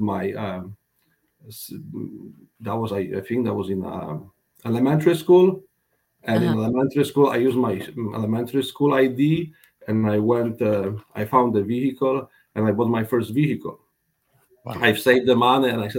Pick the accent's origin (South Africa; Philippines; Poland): Poland; now in Sarasota, United States; I was born in Poland